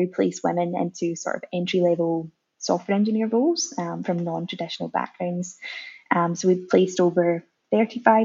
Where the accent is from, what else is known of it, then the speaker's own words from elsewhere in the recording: Scotland, United Kingdom; moved away as an adult; now in Melbourne, Australia; I'm originally from Scotland